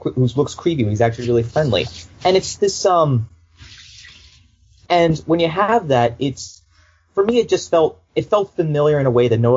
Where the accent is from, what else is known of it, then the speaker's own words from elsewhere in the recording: Boston, Massachusetts, United States; I grew up in Boston all my life. I still live there now.